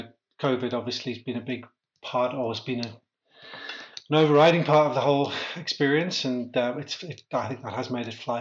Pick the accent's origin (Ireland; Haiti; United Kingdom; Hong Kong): United Kingdom; Amble, North East England; Yeah, so Amble, or Amble by the Sea, as it was known when I was growing up, we've dropped the by the sea now, is a little fishing town, about 5,000 people on the northeast coast of England.